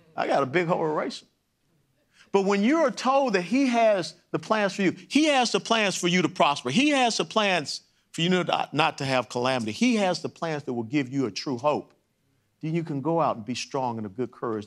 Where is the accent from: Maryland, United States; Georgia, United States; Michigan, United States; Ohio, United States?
Georgia, United States; Atlanta; Kennesaw Avenue, where I grew up in Atlanta, Georgia